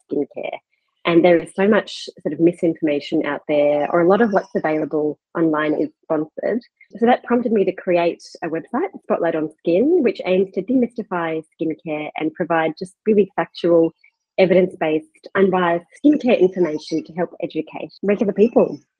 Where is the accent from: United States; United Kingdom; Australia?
Australia; Perth, Western Australia; moved away as an adult; now in Melbourne, Australia; I'm from Perth originally and did all my medical training in Western Australia